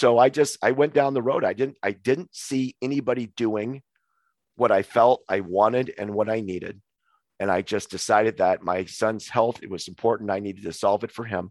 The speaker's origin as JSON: {"language": "English", "region": "Montana", "country": "United States", "tie": "born or raised there", "also_born_or_lived": "Hawaii / Missoula, Montana", "moved": "as an adult", "said": "we moved home from Hawaii to Montana, where I'm actually natively from"}